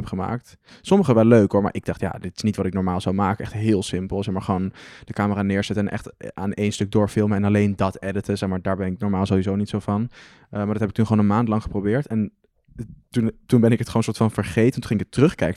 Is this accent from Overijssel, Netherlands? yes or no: no; Arnhem, Gelderland, Netherlands; also born or lived in Amsterdam; Ik ben in Arnhem opgegroeid en heb ik twee jaar in Amsterdam gewoond.